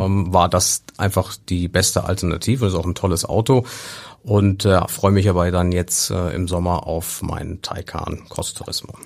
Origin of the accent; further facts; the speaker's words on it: near Bonn, North Rhine-Westphalia, Germany; now in Hamburg, Germany; im Rheinland, in der Nähe von, von, von Bonn